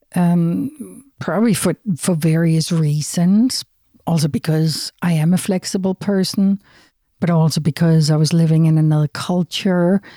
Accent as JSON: {"language": "English", "country": "Denmark", "moved": "yes", "said": "I'm from Denmark, from Europe."}